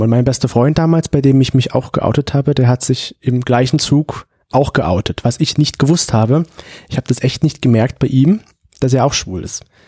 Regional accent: Leipzig, Saxony, Germany; now in Dresden, Germany; ich bin ja in Leipzig aufgewachsen, habe da auch gewohnt lange Zeit

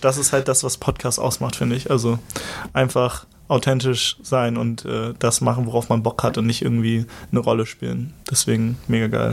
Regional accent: Schneverdingen, Lower Saxony, Germany; also born or lived in Hamburg; Ich, ich komme ursprünglich aus der Lüneburger Heide, das ist so eine Stunde vom Hauptbahnhof hier entfernt

